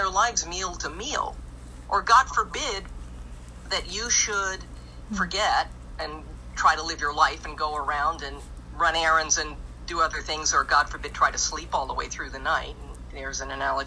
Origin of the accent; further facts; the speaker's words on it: Minnesota, United States; moved away; I'm originally from Minnesota